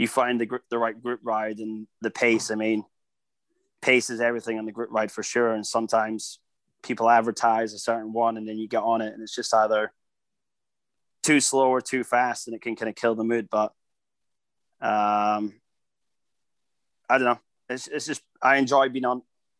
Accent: Scotland, United Kingdom; I'm Scottish

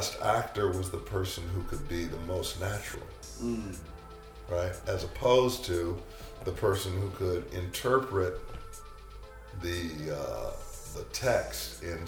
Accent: Detroit, Michigan, United States; moved away as an adult; also born or lived in Chicago; I was born in Detroit.

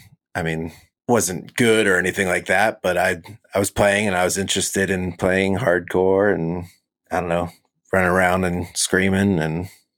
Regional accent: California, United States; born there; also born or lived in Orlando, Florida / Tampa, Florida; I was born in California and kind of moved all over because my dad was in the Navy.

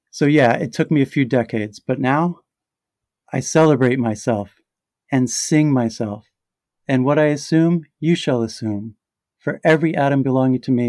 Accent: New York, United States; And then there was the New York event at my hometown library, the very library I used to walk to by myself during the quiet years after my sister died, my childhood sanctuary.

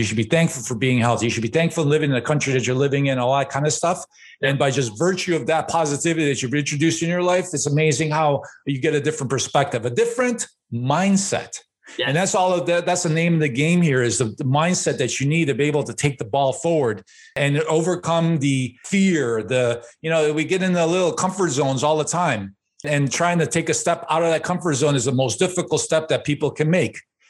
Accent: Chicago, Illinois, United States; now in Canada; And I grew up in Chicago, and I grew up in a one-bedroom apartment with my immigrant parents

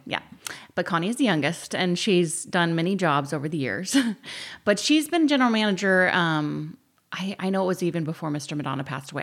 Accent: San Luis Obispo, California, United States; I had the pleasure of growing up in San Luis

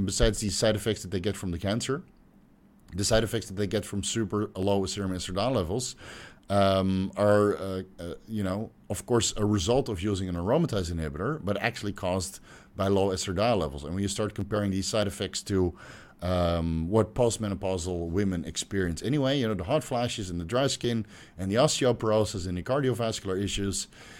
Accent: Belgium; I'm from Belgium.

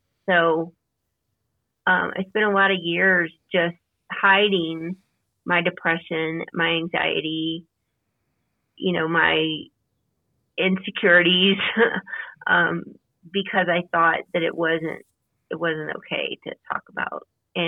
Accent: Louisiana, United States; now in Colorado, United States; I grew up in Louisiana. I've moved a lot, and I now reside in Colorado, and I am in my 50s

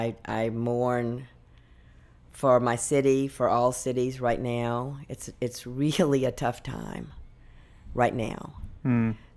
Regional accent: New Orleans, Louisiana, United States; also born or lived in Alexandria, Louisiana; I'm from New Orleans, and I am 75 years old

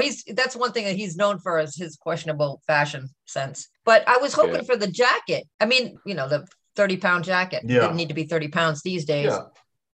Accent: Boston, Massachusetts, United States; accent: Boston; I met some guys that were fascinated with my Boston accent.

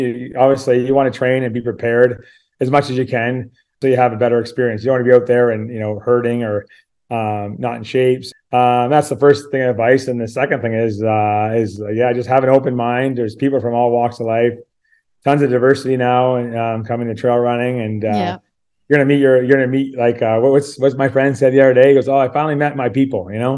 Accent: Ontario, Canada; now in Canmore, Canada; I grew up in Ontario

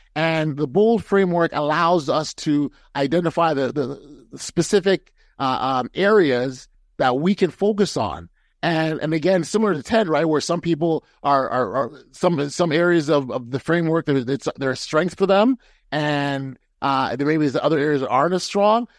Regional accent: Toronto, Ontario, Canada; I'm a Toronto guy, and so I support my hometown Raptors

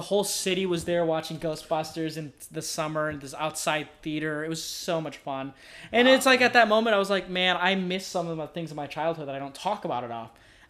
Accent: Northern Illinois, United States; I'm from Northern Illinois.

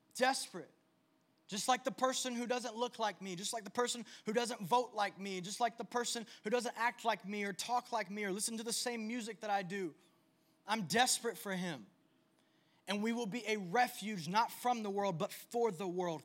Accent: United States; I was born in the United States

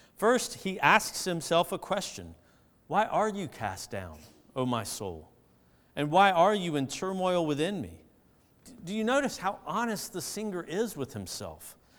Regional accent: Augusta, Georgia, United States; where I grew up in Augusta

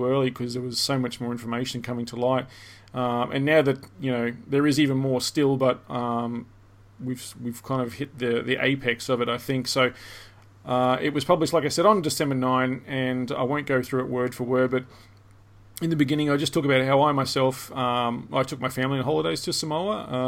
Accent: Australia; I'm from Australia

